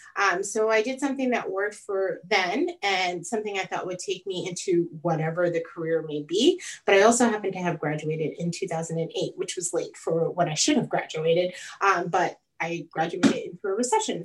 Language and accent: English; Long Island, New York, United States; moved away as an adult; now in Charlotte, United States; I grew up on Long Island